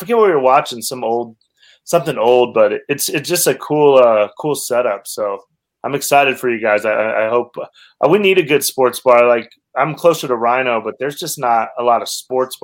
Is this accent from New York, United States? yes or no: no; Cheyenne, Wyoming, United States; moved away as an adult; also born or lived in Los Angeles; now in Denver, United States; I grew up in Cheyenne, Wyoming